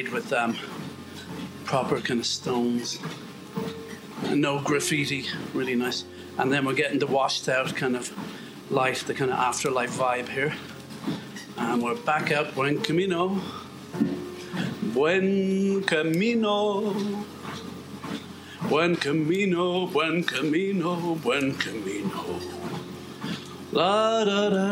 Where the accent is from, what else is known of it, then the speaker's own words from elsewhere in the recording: Ireland; I'm Irish.